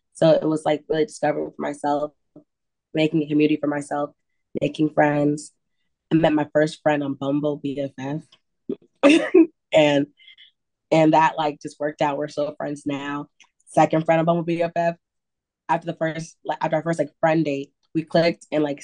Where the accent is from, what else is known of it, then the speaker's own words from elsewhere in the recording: upstate New York, United States; now in Chicago, United States; I'm originally from upstate New York. So small town living